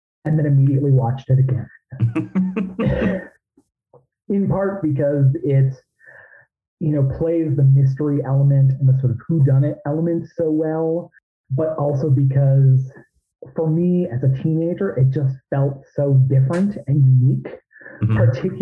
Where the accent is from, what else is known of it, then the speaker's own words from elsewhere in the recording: Illinois, United States; moved away; I'm originally from Illinois. So I was living out there, southwest of Chicago